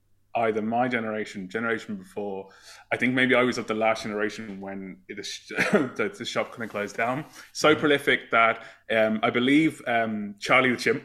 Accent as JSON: {"language": "English", "town": "Northampton", "region": "East Midlands", "country": "United Kingdom", "said": "I'm from a town called Northampton in the UK. I'm not Irish"}